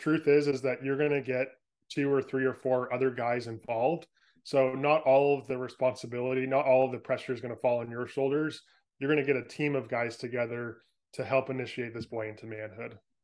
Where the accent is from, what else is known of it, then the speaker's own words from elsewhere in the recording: San Francisco Bay Area, California, United States; moved away as an adult; now in Oregon, United States; I grew up in San Francisco Bay Area